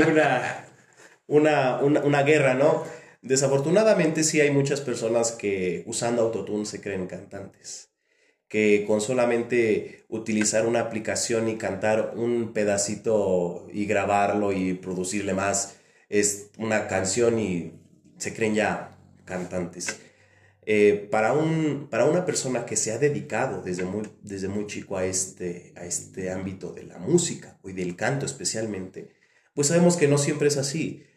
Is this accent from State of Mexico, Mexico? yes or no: yes; Coacalco, State of Mexico, Mexico; yo nací aquí efectivamente en Coacalco. Yo recuerdo que cuando iba a la primaria